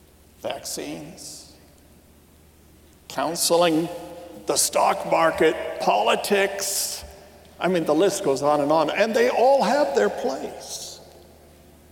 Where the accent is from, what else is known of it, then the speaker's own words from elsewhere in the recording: United States; I'm an American myself, mostly